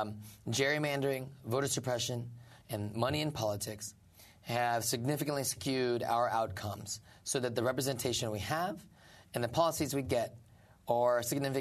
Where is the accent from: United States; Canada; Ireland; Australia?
United States; Indiana; born or raised there; moved away as an adult; also born or lived in Mississippi; now in New York City, United States